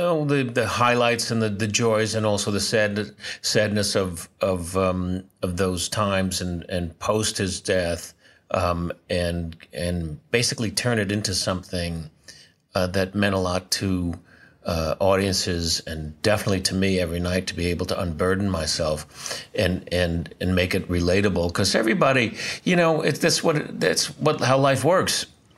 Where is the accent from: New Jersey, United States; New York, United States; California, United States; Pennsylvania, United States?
New York, United States; New York City; I was born in New York City, Doctor's Hospital, March 14th, 1948.